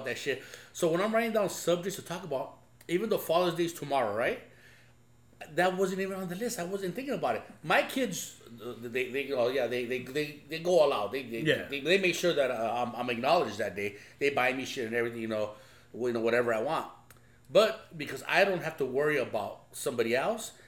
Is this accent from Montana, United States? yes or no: no; Los Angeles, California, United States; we grew up in East